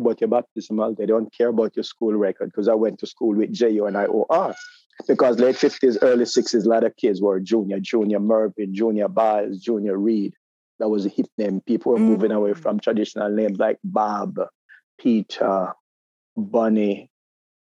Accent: Jamaica; moved away as an adult; also born or lived in New York; now in United States; growing up in Jamaica

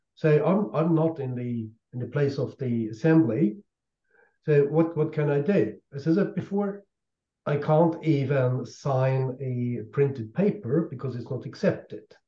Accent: Austria; in my home country in Austria

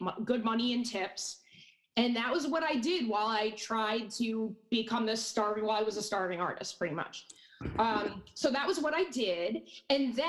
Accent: Hudson Valley, New York, United States; I grew up born and raised in the Hudson Valley, never left

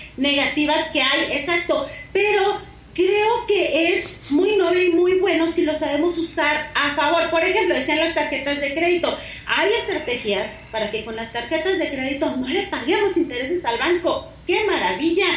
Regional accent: Sinaloa, Mexico; moved away; yo soy de Sinaloa

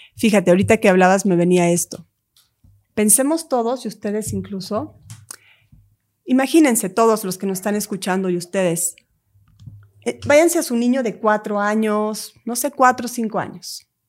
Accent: Lake Atitlán, Sololá, Guatemala; mi tierra, Guatemala. Hay un lago en Guatemala que es mi lugar sagrado, que es donde yo crecí

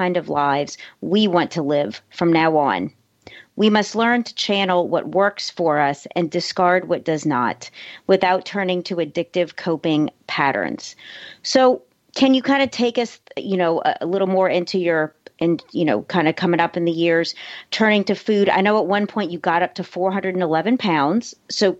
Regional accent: United States; I was born, yes, in the States, first generation

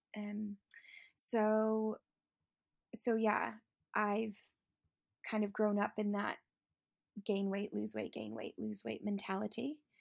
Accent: Chicago, Illinois, United States; moved away as an adult; now in Lake District, United Kingdom; I'm originally from Chicago, but I live in the Lake District and have been for the last sixteen years

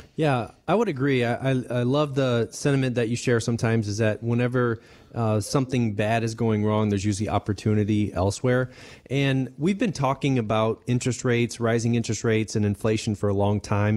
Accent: Denver, Colorado, United States; I grew up, um, I was born in Denver

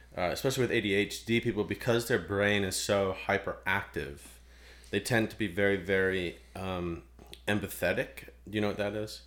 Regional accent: Ohio, United States; moved away; I'm from Ohio.

